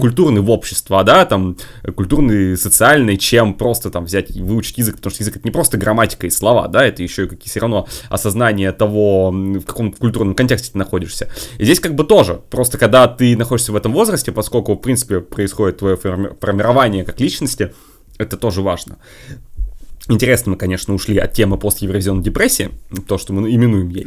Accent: Russia; я изначально из России

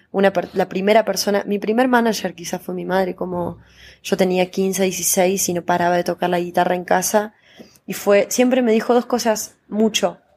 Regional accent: Córdoba, Argentina; now in Buenos Aires, Argentina; No deja de sorprender Córdoba, por eso para mí decir que soy una cordobesa me encanta.

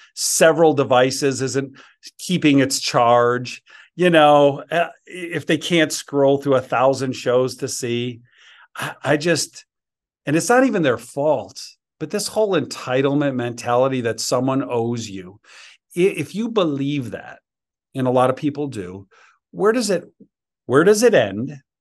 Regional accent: Chicago, Illinois, United States; moved away as an adult; now in Georgia, United States; when I moved from Chicago to Georgia

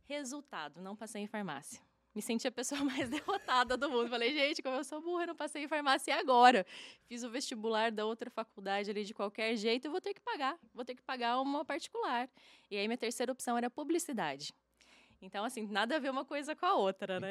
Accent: Curitiba, Paraná, Brazil; now in Uberlândia, Brazil; eu nasci lá em Curitiba, no Paraná.

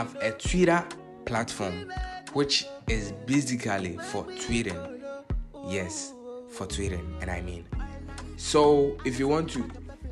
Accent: Ghana; I'm from Ghana. Yes, Ghana

